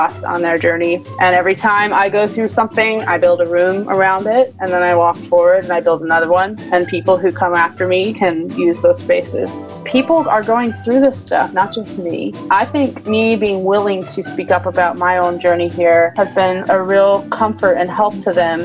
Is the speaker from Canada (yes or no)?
no; New Jersey, United States; I'm from New Jersey, not too far from where you teach